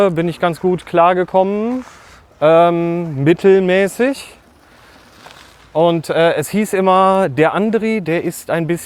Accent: Bad Oeynhausen, North Rhine-Westphalia, Germany; also born or lived in Herford; ich wurde im Kinderkrankenhaus in Herford geboren. Also aber äh, ich sag gerne Bad Oeynhausen. Also da, da komme ich weg. Ich bin Ostwestfale.

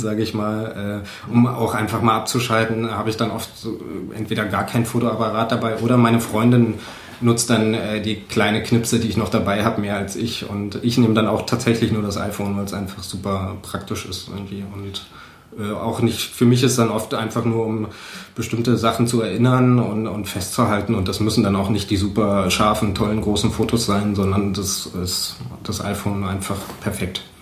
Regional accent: Cottbus, Brandenburg, Germany; ich komme aus Cottbus. ich bin 1984 geboren

